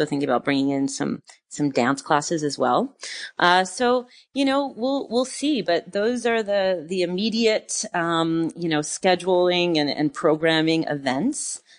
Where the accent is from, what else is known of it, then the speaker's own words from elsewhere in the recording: New York, United States; now in France; like I never have been home so much, you know, as a New Yorker, I was always on the run and always going. And now in this like new, chapter of humanity, in France, I find myself home quite a bit